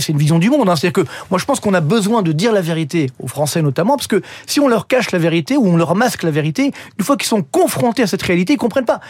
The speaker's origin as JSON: {"language": "French", "country": "France", "said": "chez nous en France"}